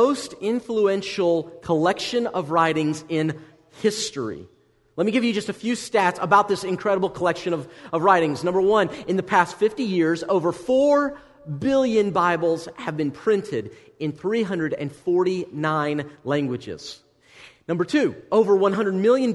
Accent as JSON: {"language": "English", "country": "United States", "said": "as an American"}